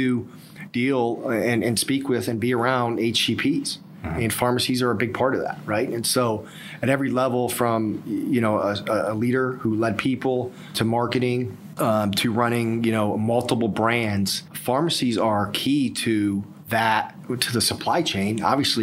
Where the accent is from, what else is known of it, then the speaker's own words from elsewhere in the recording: Ohio, United States; also born or lived in High Point, North Carolina; now in Raleigh, United States; I'm originally from Ohio.